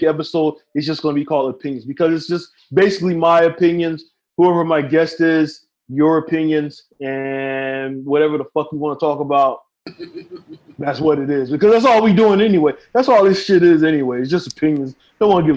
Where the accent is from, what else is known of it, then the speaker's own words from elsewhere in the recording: United States; moved away as an adult; now in Philippines; America is my home